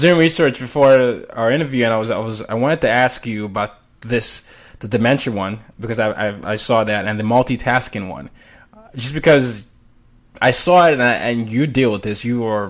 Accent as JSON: {"language": "English", "country": "Nigeria", "said": "I had to learn the same because I'm Nigerian."}